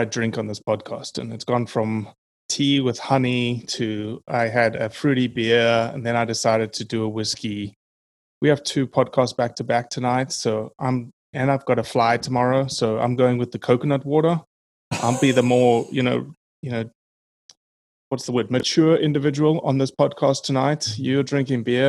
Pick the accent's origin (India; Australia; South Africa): South Africa; being South African, not being, from America